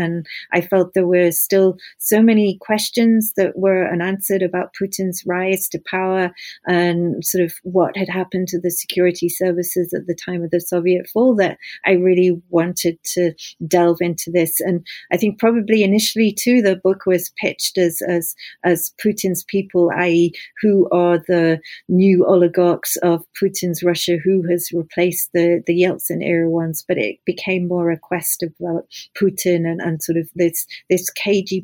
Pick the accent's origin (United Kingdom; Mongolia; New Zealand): United Kingdom; the north of England; I grew up in the north of England